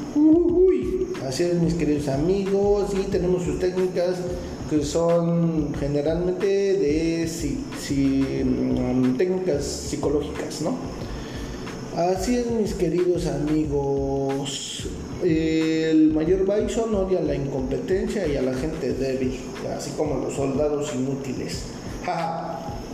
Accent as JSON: {"language": "Spanish", "country": "Mexico", "said": "yo soy de México"}